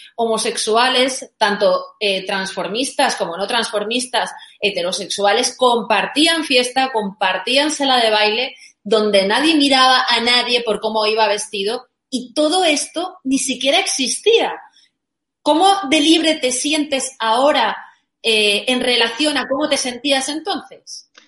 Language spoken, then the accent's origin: Spanish; Valencia, Valencian Community, Spain; yo soy de Valencia